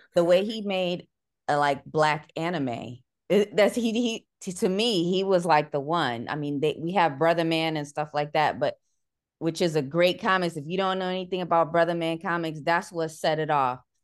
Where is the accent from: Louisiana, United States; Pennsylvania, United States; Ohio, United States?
Ohio, United States; Cleveland; I'm from Cleveland